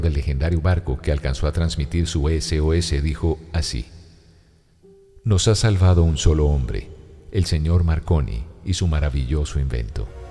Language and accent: Spanish; Colombia; moved away; also born or lived in Dominican Republic / Miami, United States; en mi Colombia querida